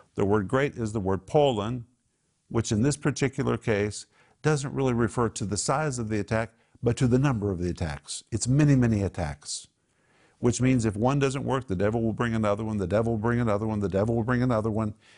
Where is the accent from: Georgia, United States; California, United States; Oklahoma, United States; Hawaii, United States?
Oklahoma, United States; Tulsa; I grew up in Tulsa